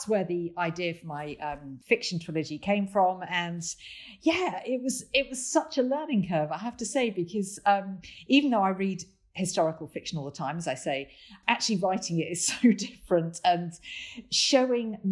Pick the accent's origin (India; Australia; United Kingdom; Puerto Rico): United Kingdom; Lincoln, East Midlands; Lincoln Castle, my hometown